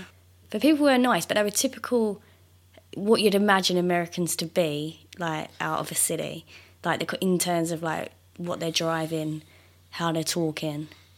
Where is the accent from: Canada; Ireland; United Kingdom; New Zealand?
United Kingdom; as a British person